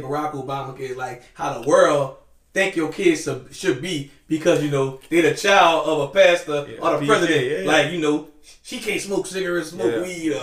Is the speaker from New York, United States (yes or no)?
no; New Orleans, Louisiana, United States